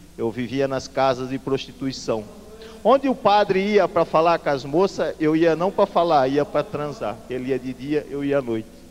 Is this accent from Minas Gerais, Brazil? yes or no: no; Brusque, Santa Catarina, Brazil; moved away as an adult; now in Guarapuava, Brazil; lá em Brusque, onde eu nasci e vivi com a minha família há muito tempo